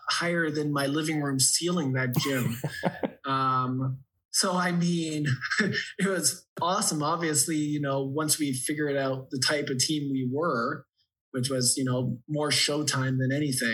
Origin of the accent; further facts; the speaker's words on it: Ontario, Canada; I didn't care if I was from Ontario